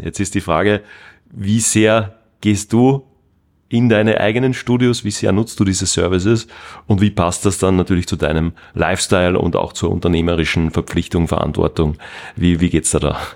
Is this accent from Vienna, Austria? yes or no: no; Salzburg, Austria; da bei uns in Österreich, da in Salzburg